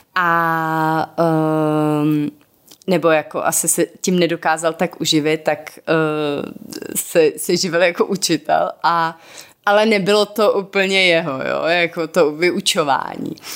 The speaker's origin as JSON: {"language": "Czech", "region": "Moravia", "country": "Czechia", "said": "jsme z Moravy původně"}